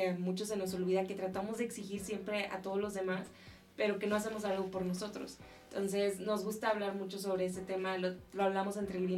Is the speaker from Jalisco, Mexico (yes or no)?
no; Tamaulipas, Mexico; now in Mexico City, Mexico; somos del norte, somos de Tamaulipas, frontera, y según yo no tenemos acento.